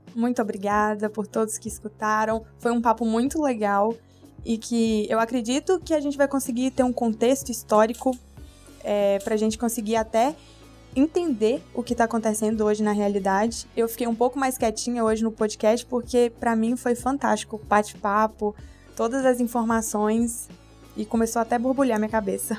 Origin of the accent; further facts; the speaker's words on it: Brazil; por ter nascido no Brasil